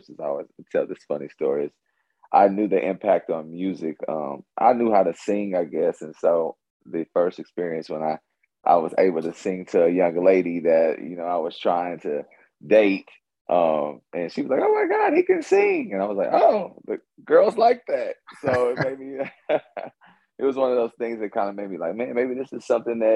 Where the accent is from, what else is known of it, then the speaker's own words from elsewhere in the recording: Kansas City, Kansas, United States; I'm from Wyandotte County. Was blessed to go to one of the most amazing elementary schools, which I always say is Hazel Grove